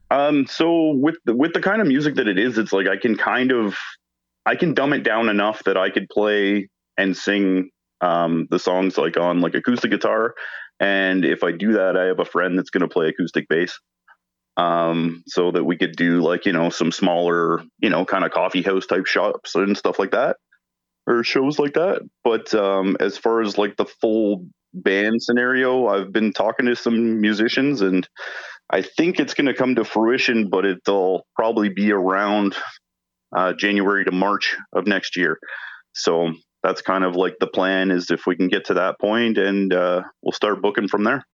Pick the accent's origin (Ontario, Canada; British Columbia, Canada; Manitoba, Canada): Ontario, Canada; Hamilton; I'm from Hamilton, Ontario